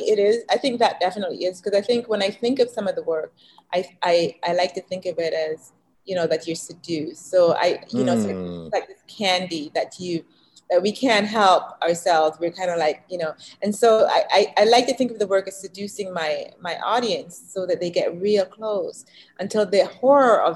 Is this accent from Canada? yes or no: yes; Canada; also born or lived in Jamaica; now in United States; I grew up in Canada and even though I was born in Jamaica.